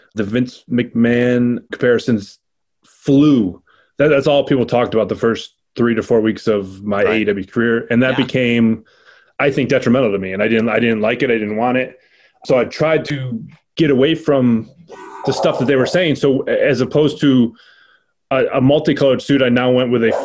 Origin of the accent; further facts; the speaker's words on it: Rochester, New York, United States; my hometown